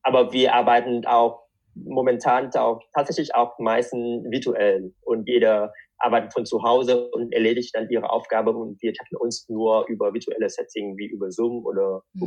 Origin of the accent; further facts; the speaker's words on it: Vietnam; German is a second language; moved away as an adult; also born or lived in Darmstadt, Germany; now in Germany; ich bin in Vietnam geboren und aufgewachsen